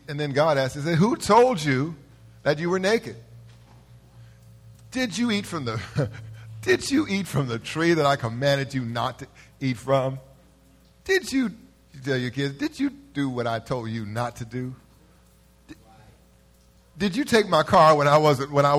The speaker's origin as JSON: {"language": "English", "town": "Los Angeles", "region": "California", "country": "United States", "said": "I'm from South Central."}